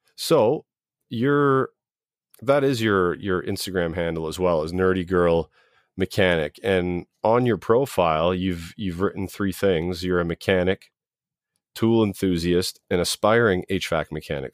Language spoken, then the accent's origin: English; southern Ontario, Canada; I've lived here all my life except for two years.